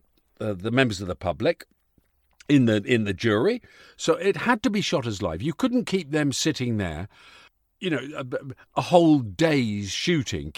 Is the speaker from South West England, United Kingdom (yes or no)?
no; Yorkshire and the Humber, United Kingdom; I was born in Yorkshire